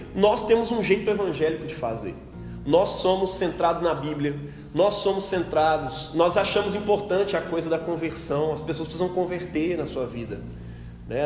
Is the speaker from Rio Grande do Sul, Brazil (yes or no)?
no; Belo Horizonte, Minas Gerais, Brazil; A gente é mineiro, a gente é Belo Horizontino